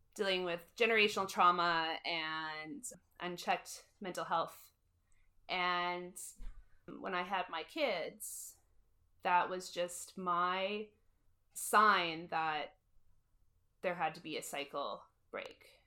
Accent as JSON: {"language": "English", "town": "Moose Jaw", "region": "Saskatchewan", "country": "Canada", "tie": "born or raised there", "said": "born and raised in Moose Jaw"}